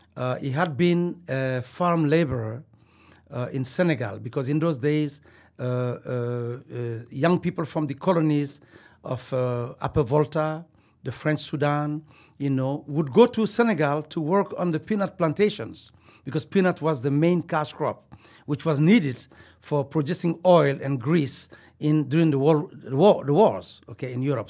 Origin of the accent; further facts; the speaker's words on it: Mali; moved away; also born or lived in Bamako / Joliba village / United States / South Africa; I was born in Mali, uh, West Africa